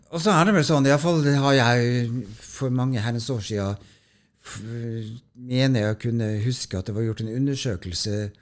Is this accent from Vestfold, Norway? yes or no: no; Tromsø, Troms, Norway; moved away; så kommer jeg opprinnelig fra Tromsø, så jeg kom jo fra det høyeste nord